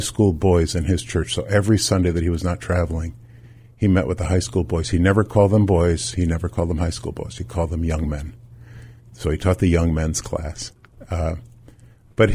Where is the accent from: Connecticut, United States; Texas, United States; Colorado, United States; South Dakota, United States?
Connecticut, United States; Milford; now in Gloucester, United States; I'm a native New Englander, Danny. I grew up in Milford, Connecticut, so not far from the water